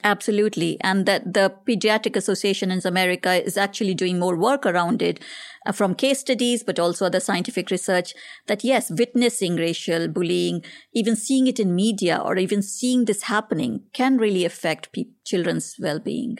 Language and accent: English; India; moved away as an adult; growing up in India